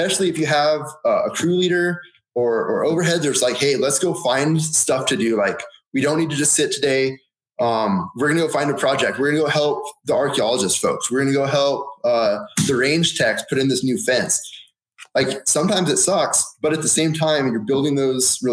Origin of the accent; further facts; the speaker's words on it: Oregon, United States; moved away as an adult; also born or lived in Southern California; growing up in Oregon